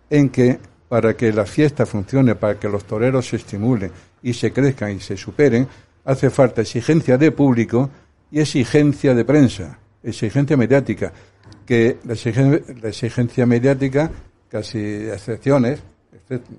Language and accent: Spanish; Úbeda, Andalusia, Spain; now in Madrid, Spain; vine a Madrid, empecé de delegar, luego de presidente, conocí a figuras del que yo cuando era chico, mi pueblo